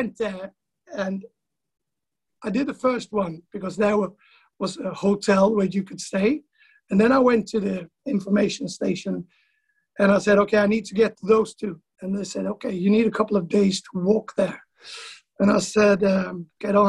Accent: west coast of Sweden, Sweden; now in East Coast, Sweden; I'm living on the East Coast, but I'm from the West Coast

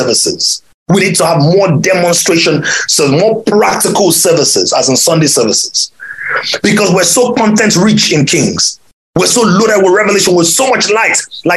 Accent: Ibadan, Oyo, Nigeria; moved away; when I was a little boy growing up in Ibadan

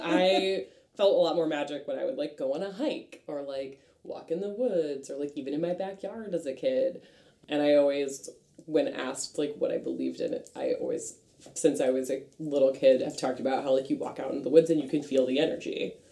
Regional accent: Franklin, Massachusetts, United States; I am from Franklin, Massachusetts.

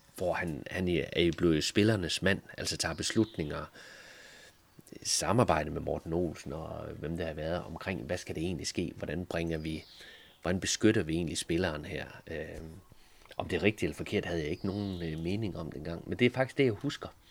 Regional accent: Thisted, North Denmark Region, Denmark; Tisted FC, hvor jeg er fra

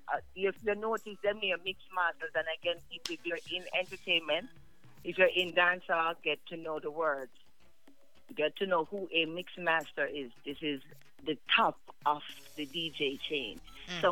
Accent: Ontario, Canada; I'm also from Ontario.

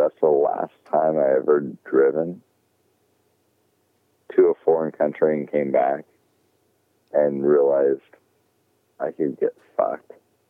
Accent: United States; as American

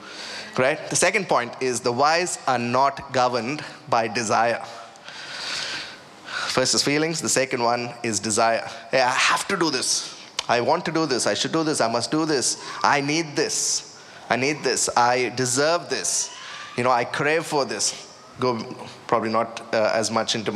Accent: India; moved away; I was about, 18, 19, you know, growing up in India

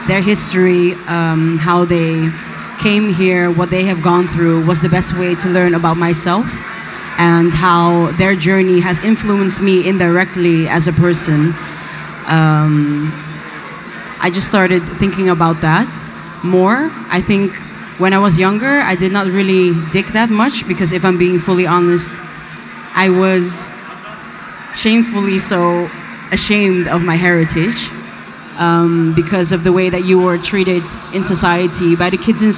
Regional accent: Rotterdam, South Holland, Netherlands; I was born in Rotterdam

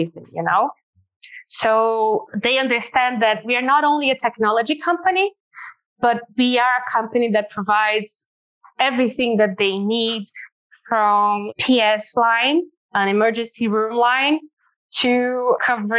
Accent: Northeast Region, Brazil; now in São Paulo, Brazil; we are from Brazil. Actually, to be more precise, we are from the northeast part of Brazil, although we have our headquarters here in São Paulo

